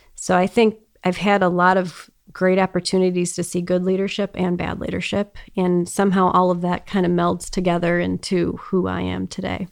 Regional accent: Detroit, Michigan, United States; also born or lived in Boston; I grew up in Metro Detroit area and lived here most of my life

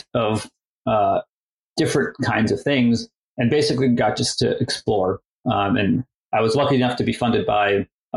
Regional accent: Maryland, United States; also born or lived in Russia; I was born in the Soviet Union in Russia and then immigrated to the US, to Maryland, actually, in the early 90s

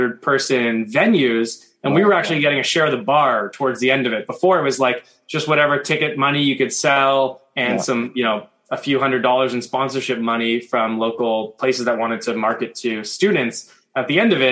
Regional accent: Toronto, Ontario, Canada; moved away as an adult; also born or lived in Victoria, British Columbia

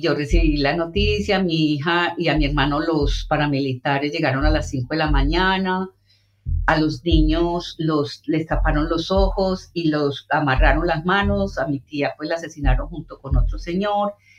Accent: Bijao, Colombia; moved away as an adult; now in London, United Kingdom; pueblo donde yo pasé mi infancia

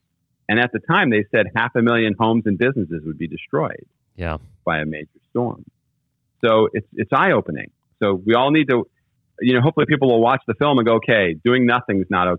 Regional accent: California, United States; moved away; also born or lived in Texas; I grew up in California.

